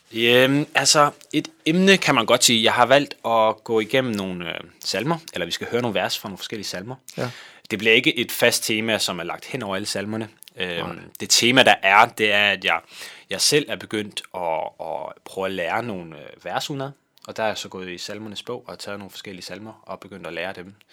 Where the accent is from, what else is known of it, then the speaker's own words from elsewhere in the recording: Kolding, Southern Denmark, Denmark; moved away as an adult; now in Valby, Denmark; jeg kommer fra Kolding af, øh, ja. men bor nu i, i Valby.